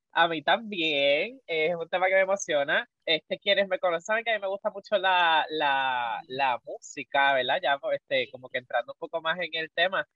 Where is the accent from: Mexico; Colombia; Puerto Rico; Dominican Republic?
Puerto Rico; en la comunidad que hay aquí en Puerto Rico